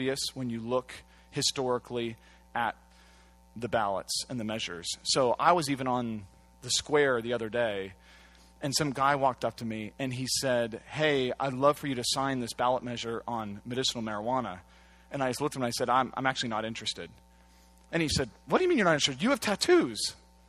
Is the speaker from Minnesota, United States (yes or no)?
no; Santa Cruz, California, United States; moved away; also born or lived in Washington, D.C.; I come from Santa Cruz